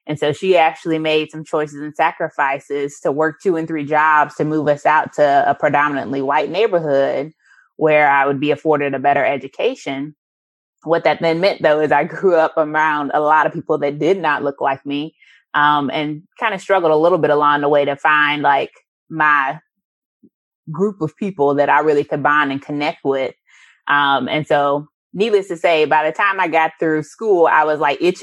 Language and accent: English; St. Louis, Missouri, United States; moved away; I'm originally from St. Louis, so that's where my roots are at.